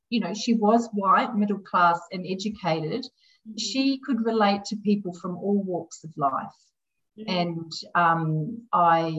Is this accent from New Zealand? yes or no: yes; New Zealand; moved away as an adult; now in Australia; I grew up in New Zealand, so I'm not a native of Australia, but I've been here a very long time.